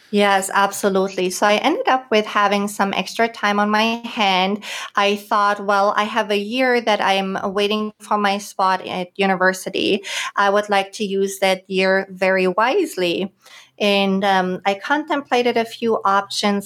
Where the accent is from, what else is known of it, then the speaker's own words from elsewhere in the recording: Germany; moved away as an adult; also born or lived in Greater Washington, D.C. area; now in San Diego, United States; I was born and raised in Germany